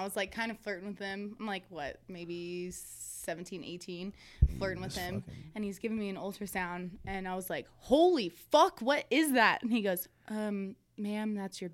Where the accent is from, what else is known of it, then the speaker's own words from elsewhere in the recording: Grants Pass, Oregon, United States; moved away; also born or lived in Reno; In Grants Pass, my hometown. Grants Pass, Oregon